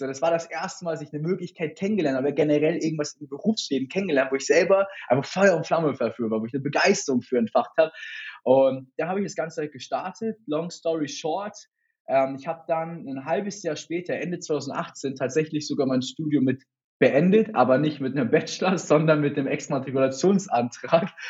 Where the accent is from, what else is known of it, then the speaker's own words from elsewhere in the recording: Hamburg, Germany; komme aus Hamburg, selber auch gebürtig